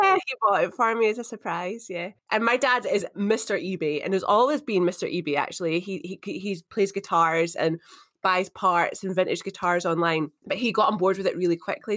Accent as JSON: {"language": "English", "town": "Edinburgh", "region": "Scotland", "country": "United Kingdom", "tie": "born or raised there", "also_born_or_lived": "St Andrews / Glasgow / Perth, Australia", "moved": "as an adult", "said": "I grew up in Edinburgh. It's where I was born."}